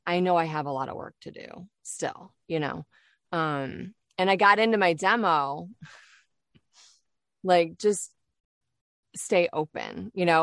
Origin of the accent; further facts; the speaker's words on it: Detroit, Michigan, United States; moved away as an adult; also born or lived in Kalamazoo, Michigan; now in Florida, United States; So I'm originally from Michigan, born and raised in Detroit, and then, um, spent, like, a good part of more than the time that I spent growing up in Detroit, in Kalamazoo, Michigan.